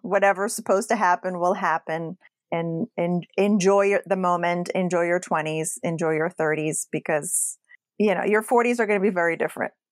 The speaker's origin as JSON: {"language": "English", "town": "Casablanca", "region": "Casablanca-Settat", "country": "Morocco", "tie": "born or raised there", "moved": "yes", "said": "I grew up in Morocco."}